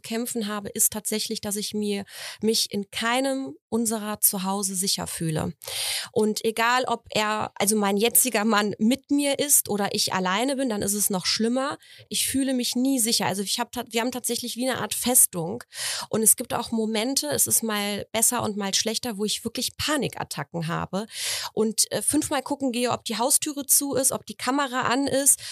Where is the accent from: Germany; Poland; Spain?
Poland; moved away; ich bin aus Polen